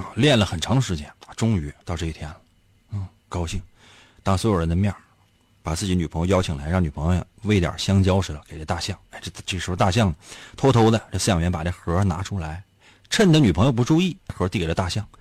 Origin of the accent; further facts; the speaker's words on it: Northeast China, China; 在咱们东北